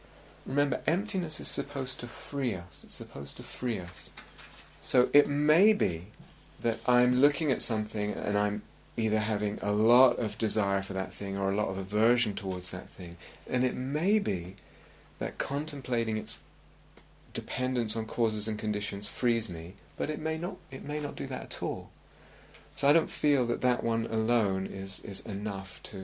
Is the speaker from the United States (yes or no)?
no; London, United Kingdom; I grew up in London, and there was a sense of North London and South London